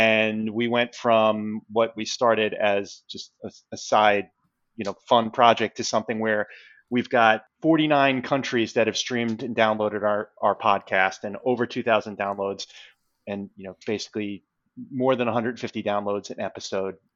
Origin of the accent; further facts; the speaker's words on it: New York City, New York, United States; I'm from Queens